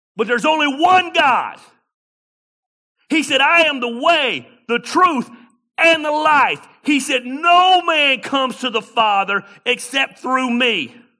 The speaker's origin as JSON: {"language": "English", "area": "Tacula", "region": "Georgia", "country": "United States", "tie": "born or raised there", "said": "I was born and raised in Tacula, Georgia."}